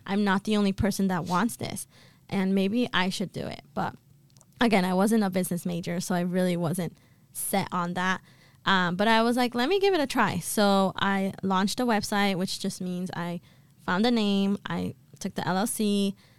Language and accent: English; Boston, Massachusetts, United States; also born or lived in Colombia; I was born in Colombia, but I've been raised and have lived in Boston my entire life.